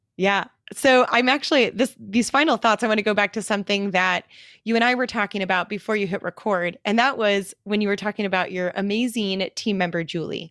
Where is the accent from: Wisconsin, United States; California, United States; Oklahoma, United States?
Wisconsin, United States; Milwaukee; moved away; return to my hometown of Milwaukee, Wisconsin